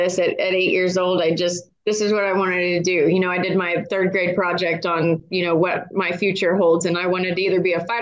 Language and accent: English; Houston, Texas, United States; now in Oklahoma, United States; I'm from Houston, so I spend as much time as I can down there. That's kind of like home for me